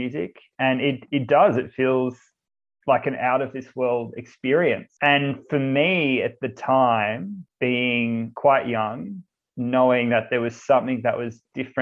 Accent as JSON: {"language": "English", "town": "Cherrybrook", "region": "New South Wales", "country": "Australia", "tie": "born or raised there", "said": "I grew up in Cherrybrook, which is in the Hills area"}